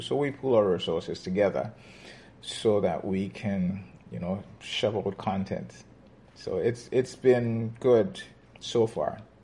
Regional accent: Grenada; moved away as an adult; now in Toronto, Canada; I immigrated from Grenada where um, I spent my formative years in my dad's music store

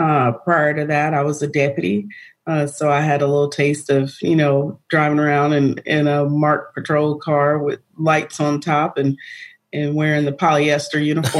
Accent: the North, United States; now in Georgia, United States; I'm not actually. I'm from up north. I'm a Yankee.

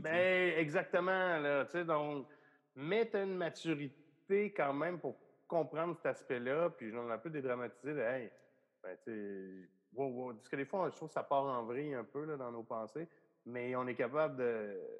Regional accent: Val-d'Or, Quebec, Canada; moved away; je suis genre de Val d'Or

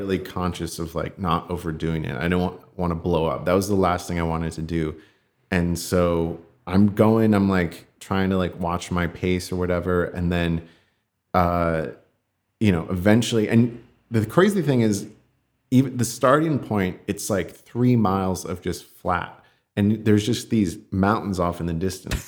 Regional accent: California, United States; I grew up here in California

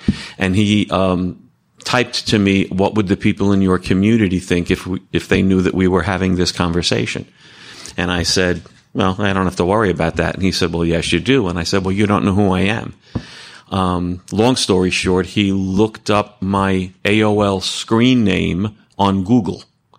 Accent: New Jersey, United States; I'm a sexaholic, and I'm from Bergen County, New Jersey, not too far away from here.

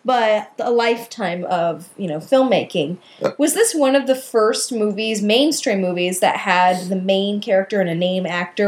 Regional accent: Minnesota, United States; I love that I'm also from Minnesota.

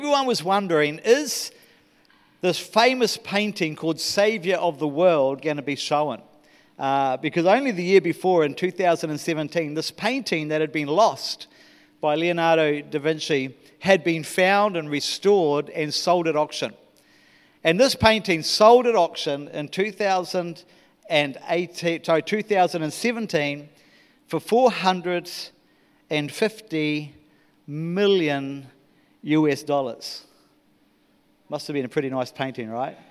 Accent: New Zealand; moved away as an adult; I am a Kiwi.

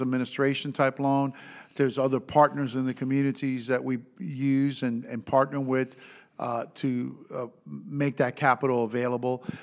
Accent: Florida, United States; I'm from Florida

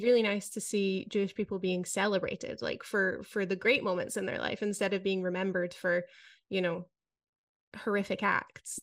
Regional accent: Scotland, United Kingdom; moved away as an adult; now in Netherlands; I grew up in Scotland

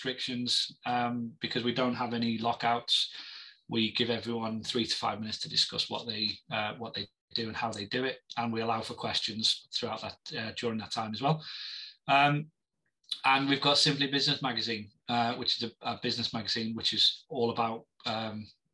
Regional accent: Liverpool, North West England, United Kingdom; I'm a Scouser

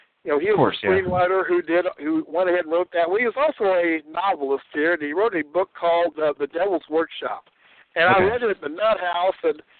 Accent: South Dakota, United States; And so essentially I was raised in Central South Dakota.

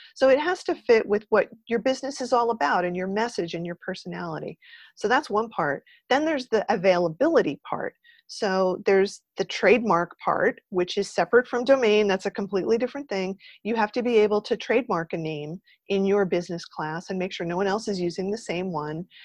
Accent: New Jersey, United States; when I was growing up in New Jersey, I went to Rutgers

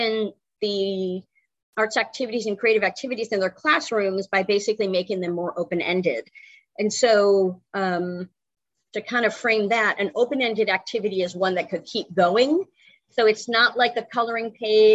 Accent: Connecticut, United States; moved away as an adult; now in North Carolina, United States; I'm originally from the Northeast, Connecticut

